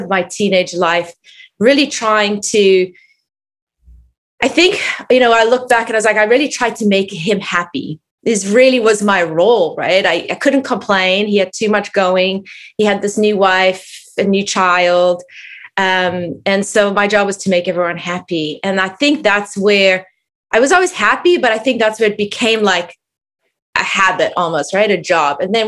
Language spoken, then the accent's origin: English; South Africa; I grew up in South Africa